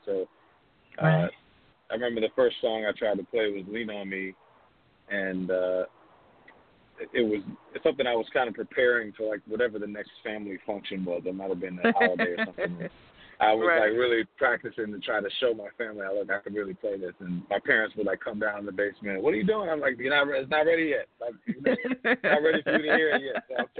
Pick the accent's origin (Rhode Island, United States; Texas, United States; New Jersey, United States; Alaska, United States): New Jersey, United States; Hackensack; So I grew up in a house in Hackensack, New Jersey. It's my hometown. I was born and raised there.